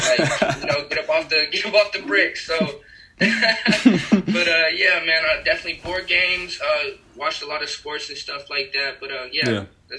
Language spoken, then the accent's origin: English; Aurora, Colorado, United States; moved away as an adult; now in Phoenix, United States; I'm a suburban dude, man, from Colorado, Aurora, Colorado. We like to call it ACO around here.